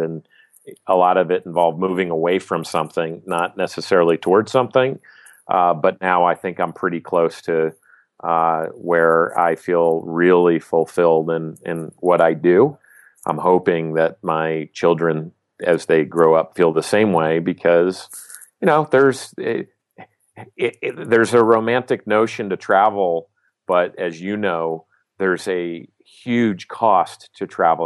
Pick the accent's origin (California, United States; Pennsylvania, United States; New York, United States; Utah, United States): California, United States; Southern; I grew up in Southern California